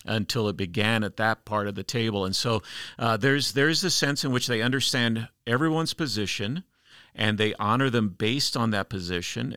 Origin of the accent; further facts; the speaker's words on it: United States; as an American traveling internationally